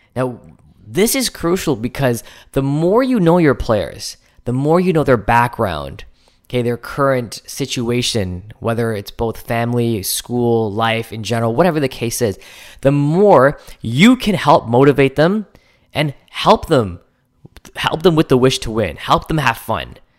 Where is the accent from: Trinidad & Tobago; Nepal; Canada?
Canada; I'm Canadian